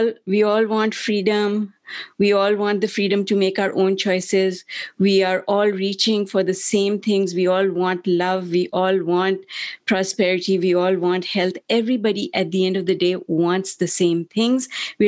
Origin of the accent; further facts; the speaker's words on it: Pakistan; moved away; also born or lived in Germany / United Kingdom; I grew up in Pakistan in my younger years. We're all mixed up, because in the beginning we lived in Germany and the UK, and then we came home to Pakistan, which is where my parents were from